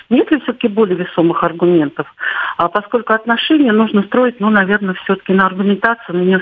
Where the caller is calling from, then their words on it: Saint Petersburg, Russia; я из Санкт-Петербурга.